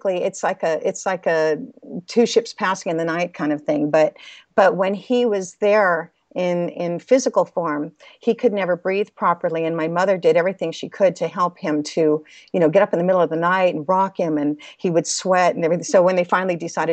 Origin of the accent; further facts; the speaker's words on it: Los Angeles, California, United States; I was born in Los Angeles, California